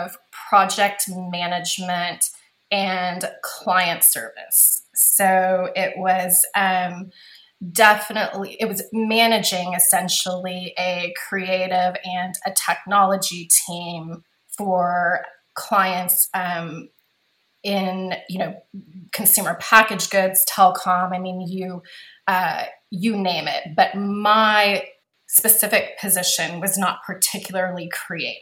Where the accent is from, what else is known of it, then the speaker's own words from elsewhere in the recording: Corpus Christi, Texas, United States; moved away as an adult; also born or lived in San Antonio / Austin / Dallas; now in Los Angeles, United States; I am Texas born and raised. I actually grew up in Corpus Christi.